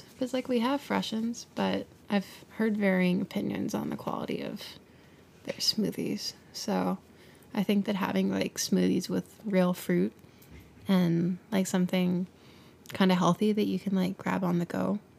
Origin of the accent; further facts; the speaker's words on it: Delaware, United States; I'm from Delaware, most two-thirds of the state, so not anywhere in particular.